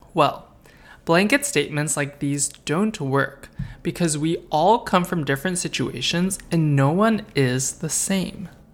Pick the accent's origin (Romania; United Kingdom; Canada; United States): Canada; I'm a half-Korean and Chinese boy, born and raised in Canada